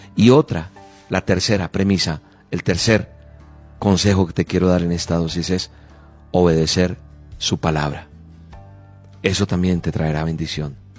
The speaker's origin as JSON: {"language": "Spanish", "country": "Colombia", "said": "yo soy colombiano"}